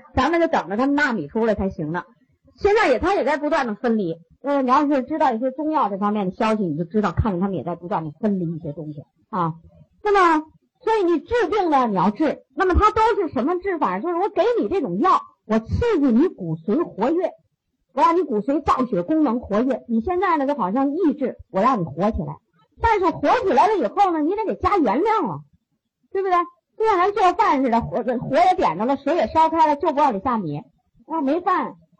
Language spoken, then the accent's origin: Chinese; China; 我们中国人